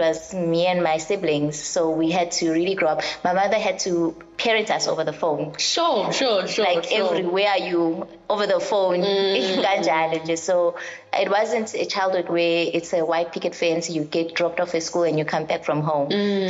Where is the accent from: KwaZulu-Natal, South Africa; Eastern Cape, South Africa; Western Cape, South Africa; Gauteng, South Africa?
KwaZulu-Natal, South Africa; Umlazi; I come from Emlazi, KwaQ.